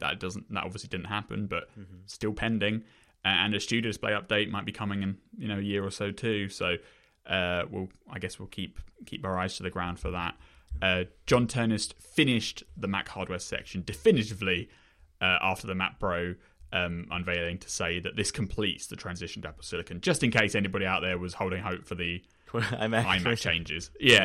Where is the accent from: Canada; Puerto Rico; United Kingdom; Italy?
United Kingdom; I'm British.